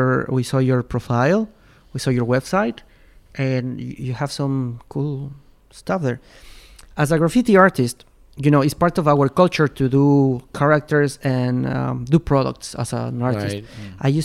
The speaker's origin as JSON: {"language": "English", "country": "Ecuador", "tie": "born or raised there", "second_language": "English", "moved": "as an adult", "lives_now": "Shenzhen, China", "said": "I need to speak in English in my work, living in Ecuador. So it was like my first job was an international job. It was the first time I worked for a corporation in my hometown"}